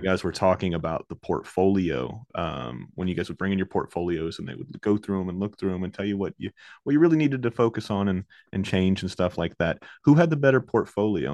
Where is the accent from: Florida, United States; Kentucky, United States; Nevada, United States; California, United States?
Florida, United States; Orlando; I'm from Orlando, Florida. I live in Orlando, Florida